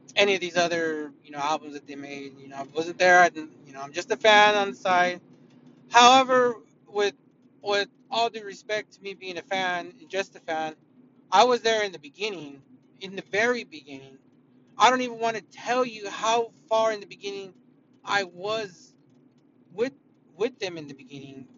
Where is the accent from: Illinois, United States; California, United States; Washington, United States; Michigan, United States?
California, United States; I didn't grow up in Iowa. I grew up in California